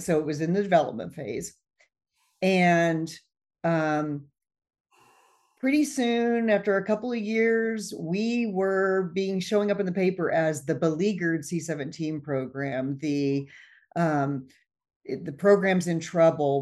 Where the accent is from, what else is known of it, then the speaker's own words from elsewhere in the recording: Midwest, United States; I grew up in the Midwest, and we lived out in the country